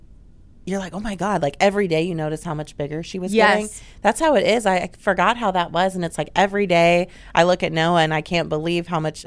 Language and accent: English; Houston, Texas, United States; So I was born and raised in Houston, Texas. And yeah, I never left just because I love it here